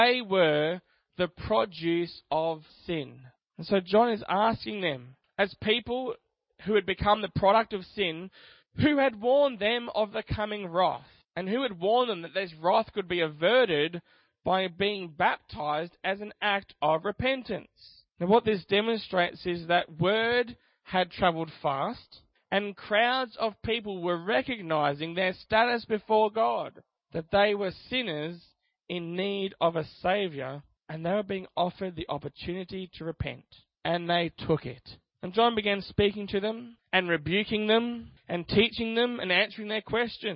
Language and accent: English; Australia; I'm Australian because I was born here